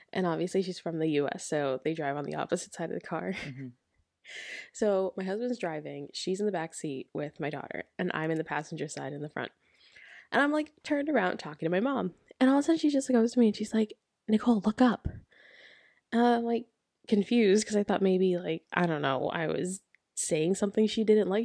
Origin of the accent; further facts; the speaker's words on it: United States; now in United Kingdom; I'm American